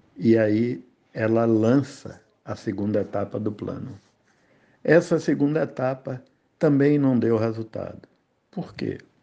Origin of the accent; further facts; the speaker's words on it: Bahia, Brazil; moved away as an adult; also born or lived in Rio de Janeiro / Camacan; quando eu cheguei no Rio, as pessoas se referiam para mim assim: baiano, vem cá!